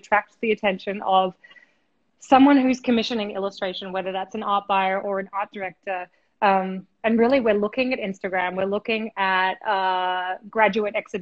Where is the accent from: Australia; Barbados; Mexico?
Australia; also born or lived in Brooklyn, New York; now in New York, United States; I'm originally from Australia, but I live in New York. I'm chatting to you from Brooklyn right now.